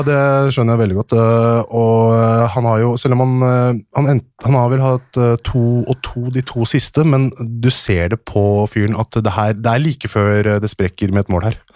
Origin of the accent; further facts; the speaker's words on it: Hønefoss, Buskerud, Norway; Ja, jeg er fra Hønefoss. Jeg er fra en liten bygd ti minutter unna sentrum, som heter Haugsbygd.